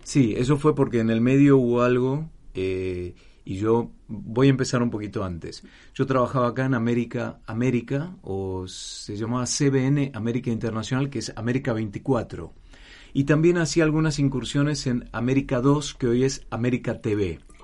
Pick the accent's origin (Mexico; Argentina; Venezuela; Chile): Argentina; moved away as an adult; also born or lived in Mar del Plata / Atlanta, United States; había nacido, crecido y desarrollado todo en Argentina hasta los 30 años que me fui hace 27 años